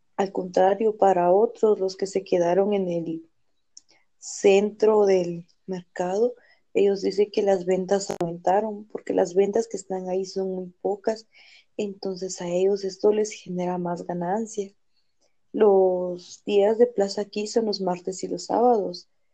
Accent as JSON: {"language": "Spanish", "town": "Salcajá", "region": "Quetzaltenango", "country": "Guatemala", "said": "yo soy de Salcajar."}